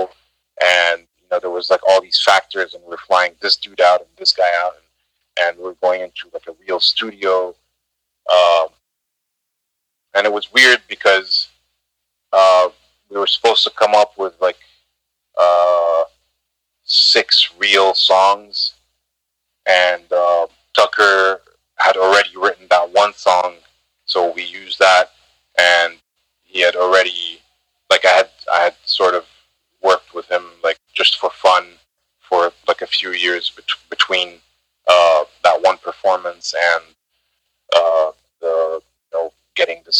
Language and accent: English; Egypt; moved away; my home country, Egypt